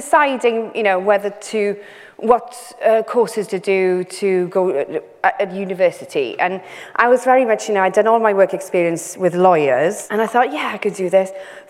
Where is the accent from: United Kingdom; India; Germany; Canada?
United Kingdom; Wales; first language Welsh; Carys, I went through the militant Eisteddfod training as a Welsh-speaking child.